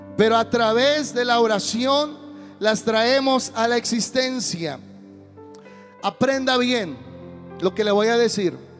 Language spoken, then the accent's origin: Spanish; Guadalajara, Jalisco, Mexico; soy de Guadalajara